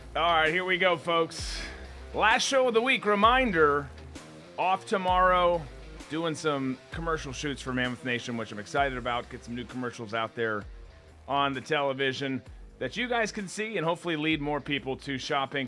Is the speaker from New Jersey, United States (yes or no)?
no; Minnesota, United States; moved away; my home state, my, my birth state, I should say, of Minnesota